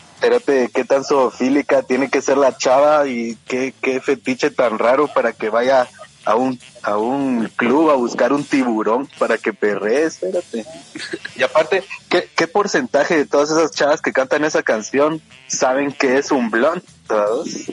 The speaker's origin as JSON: {"language": "Spanish", "country": "Guatemala", "said": "Yo soy Huaca de Guate"}